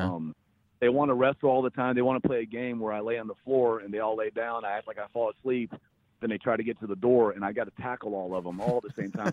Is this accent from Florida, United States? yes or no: no; North Carolina, United States; I grew up in North Carolina